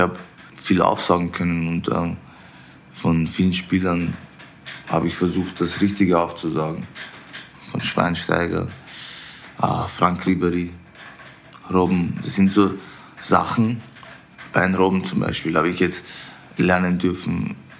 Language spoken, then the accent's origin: German; Vienna, Austria; now in Munich, Germany; Ich Bin in Wien geboren, da aufgewachsen